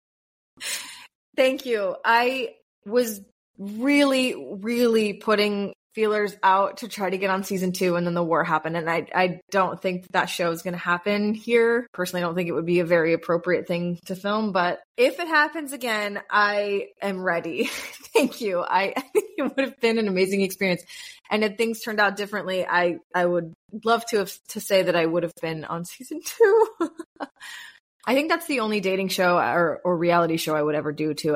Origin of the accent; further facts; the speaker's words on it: United States; moved away as an adult; now in Tel Aviv, Israel; as an American in Israel